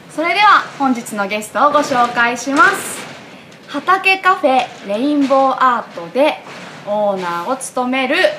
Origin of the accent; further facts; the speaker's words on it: Chita Peninsula, Aichi, Japan; 私の地元がですね愛知県知多半島というところ